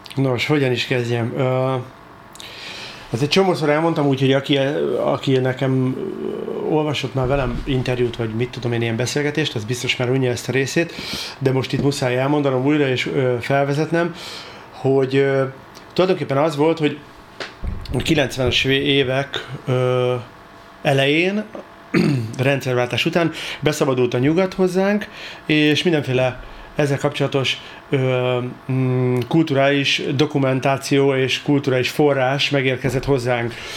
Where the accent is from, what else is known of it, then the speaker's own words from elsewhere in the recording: Budapest, Hungary; én Csepelen nőttem fel